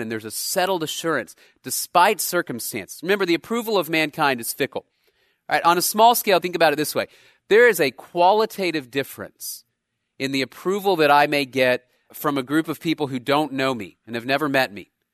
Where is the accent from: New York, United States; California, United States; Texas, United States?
Texas, United States; I was born in the United States of America, in Texas, of all places